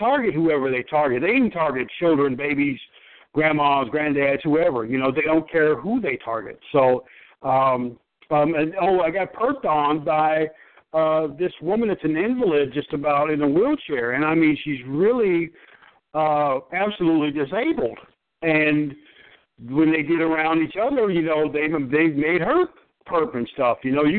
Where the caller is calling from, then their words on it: Michigan, United States; I'm a TI. I'm calling from Michigan.